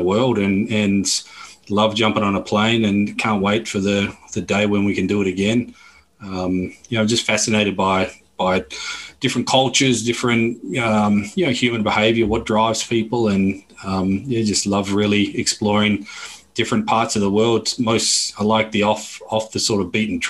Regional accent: Perth, Western Australia, Australia; accent: Australian; moved away as an adult; also born or lived in Melbourne / Bali / Barcelona / Cape Town; now in London, United Kingdom; born and bred in Perth in Western Australia

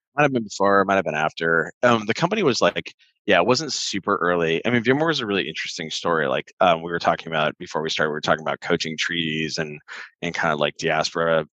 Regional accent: Santa Ana, California, United States; I grew up in Orange County, specifically Santa Ana Tustin area

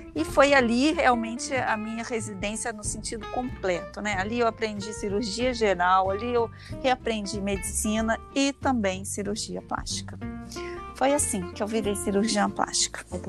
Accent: Leopoldina, Minas Gerais, Brazil; now in Rio de Janeiro, Brazil; eu nasci em 1970 lá em Leopoldina, que é uma cidadezinha bem pequena de Minas Gerais

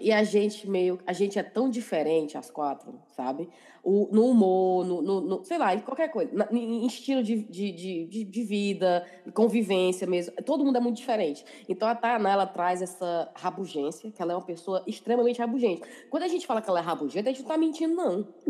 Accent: Ceará, Brazil; now in England; a gente, nós quatro, a gente é cearense, mas a gente mora na Inglaterra

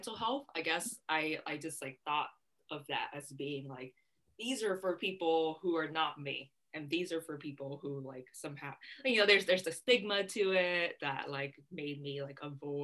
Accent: San Diego, California, United States; also born or lived in Vietnam; my family and I immigrated to San Diego from Vietnam when I was 7, and that's how like I started growing up in San Diego.

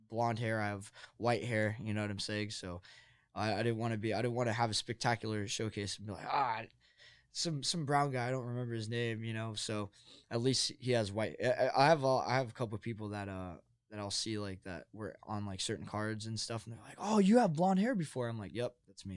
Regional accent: New Jersey, United States; now in Arizona, United States; I'm from New Jersey, so it's a little bit more of a different culture on the East Coast

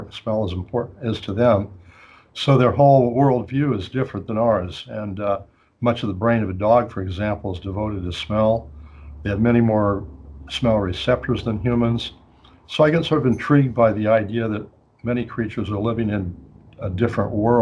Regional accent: Colorado, United States; moved away as an adult; also born or lived in Spokane, Washington; now in Philadelphia, United States; I grew up in Colorado

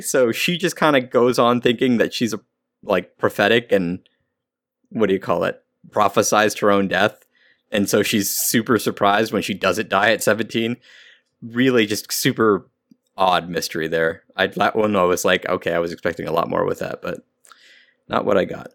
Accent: California, United States; I'm from California

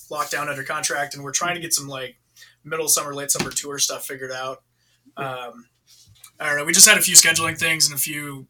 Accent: Idaho, United States; we're from Idaho

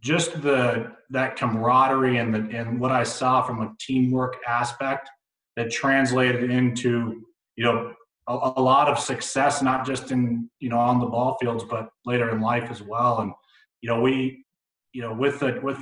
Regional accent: Littleton, Colorado, United States; grew up in Littleton, Colorado

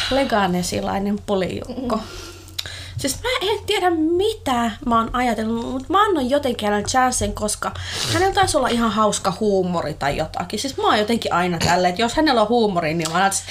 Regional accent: Finland; hänhän oli ihan kauhuissaan, että mä oon Suomesta kotosi.

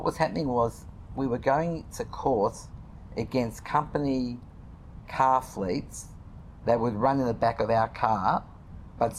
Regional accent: Australia; I'm this nobody from Australia

